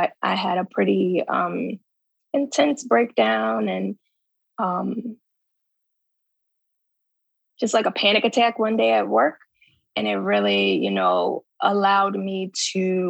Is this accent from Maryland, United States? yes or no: yes; Baltimore, Maryland, United States; moved away as an adult; also born or lived in New Orleans, Louisiana / Antigua; now in Chicago, United States; I am originally from Baltimore, Maryland. Currently I'm in Chicago. I came to Chicago in 2012 for residency. Prior to that, I grew up in Baltimore.